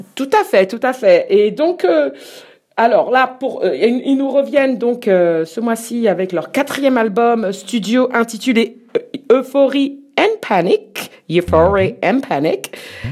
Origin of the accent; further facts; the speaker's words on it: France; on est français